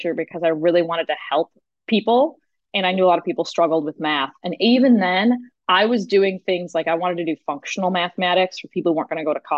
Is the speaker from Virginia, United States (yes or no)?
no; Chicago, Illinois, United States; moved away as an adult; also born or lived in Seattle; That's when I moved out to Seattle. I'm from Chicago.